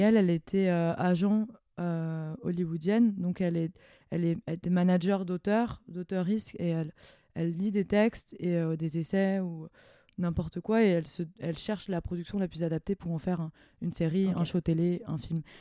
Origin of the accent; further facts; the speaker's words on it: near Mulhouse, Grand Est, France; j'ai grandi à Morchevel-le-Bas, donc à côté de Mulhouse